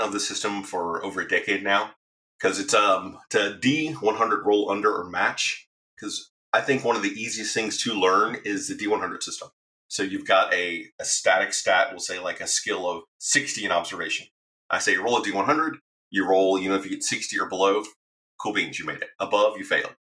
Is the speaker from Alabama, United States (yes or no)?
yes; Alabama, United States; growing up in Alabama with my grandmother